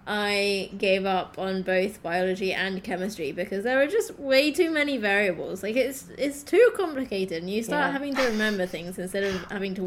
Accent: United Kingdom; being British

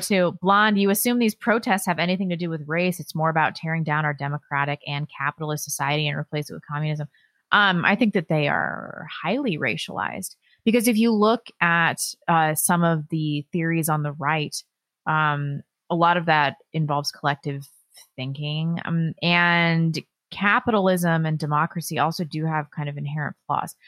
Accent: St. Louis, Missouri, United States; I grew up in Saint Louis

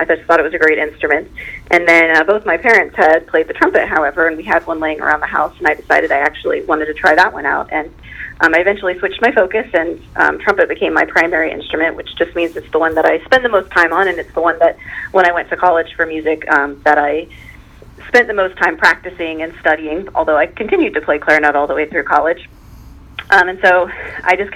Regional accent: Pataskala, Ohio, United States; moved away as an adult; now in Mount Vernon, United States; Watkins Memorial, which also happens to be where I graduated from.

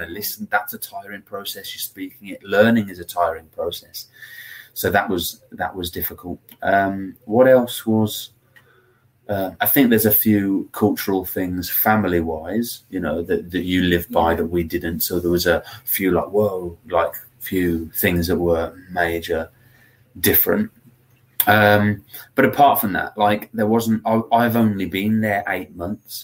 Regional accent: Birmingham, West Midlands, United Kingdom; I'm from Birmingham

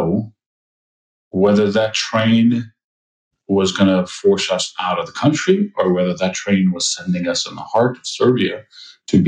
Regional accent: Kosovo; moved away as an adult; I'm originally from Kosovo

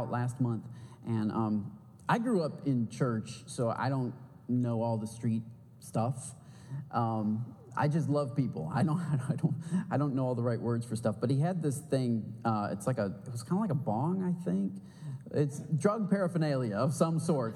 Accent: Michigan, United States; now in San Marcos, United States; I'm from Michigan

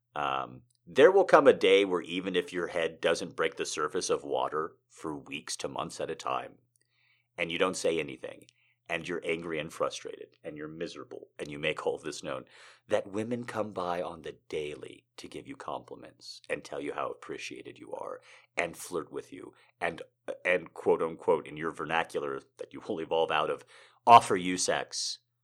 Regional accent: United States

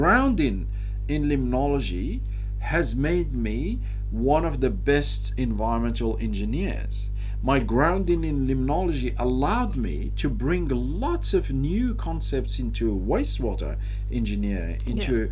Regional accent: Morocco; I'm from Morocco, so I understand what it means to be tribal

